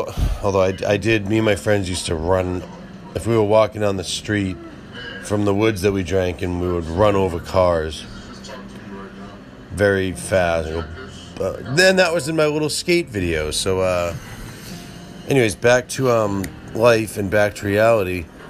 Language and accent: English; Boston, Massachusetts, United States; See, I like to pronounce my R's, even though I'm from Boston.